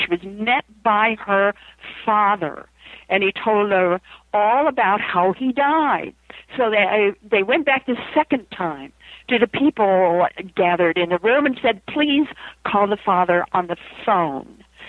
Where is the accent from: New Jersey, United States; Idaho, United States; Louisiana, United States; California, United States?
Idaho, United States; I come from Idaho.